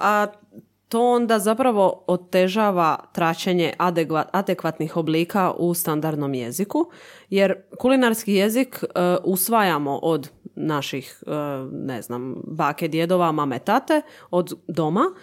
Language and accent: Croatian; Zadar, Zadar County, Croatia; kod nas u Zadru